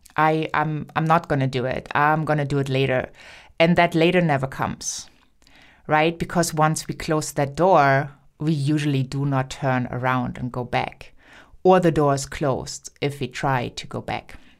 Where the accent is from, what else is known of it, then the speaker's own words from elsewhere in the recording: Germany; first language German; English is a second language; also born or lived in United States; I'm German and I grew up in speaking German